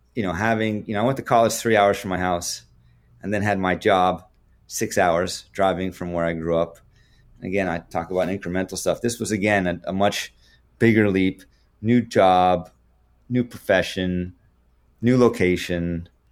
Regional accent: Canada; being Canadian, not having that in high school

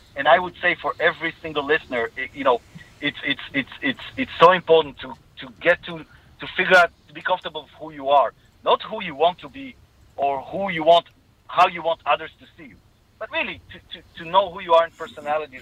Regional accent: Israel; accent: Israeli; from my accent you can hear I'm Israeli

